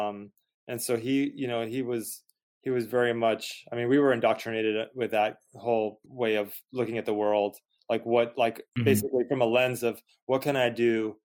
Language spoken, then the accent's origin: English; San Antonio, Texas, United States; We were growing up in San Antonio, Texas